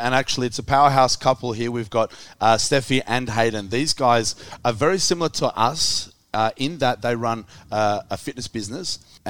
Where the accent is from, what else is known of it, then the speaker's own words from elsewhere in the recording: Australia; otherwise known as the Australian Strength Coach.